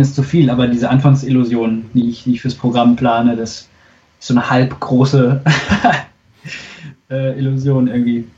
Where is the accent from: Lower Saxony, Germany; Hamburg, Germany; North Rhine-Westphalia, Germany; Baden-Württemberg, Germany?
North Rhine-Westphalia, Germany; Unna; ich komme ja aus Unna